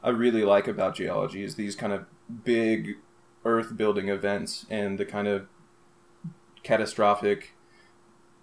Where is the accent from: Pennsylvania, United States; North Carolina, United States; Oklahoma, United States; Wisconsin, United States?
Oklahoma, United States; Oklahoma City; moved away as an adult; also born or lived in New Mexico; And I grew up in Oklahoma City. I went to school in Oklahoma City for middle school and high school